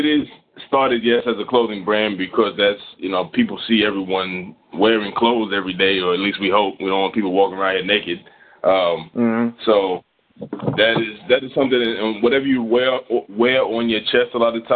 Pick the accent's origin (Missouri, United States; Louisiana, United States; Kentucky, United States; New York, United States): New York, United States; New York City; now in Texas, United States; I'm originally from Brooklyn, New York. Moved to Texas about 10 years